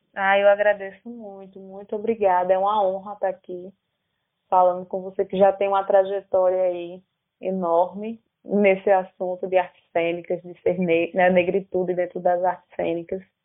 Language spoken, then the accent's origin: Portuguese; Paraíba, Brazil; como paraibano